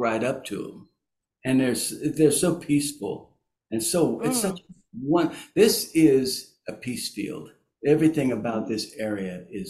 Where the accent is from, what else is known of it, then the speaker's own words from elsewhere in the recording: Fort Campbell, Kentucky, United States; also born or lived in Germany; my father was in the service, so I was born in Germany. {S0} Oh, wow. {S3} Yeah. So, and then, you know, we bounced around in my family from state to state, and ended up in Fort Campbell.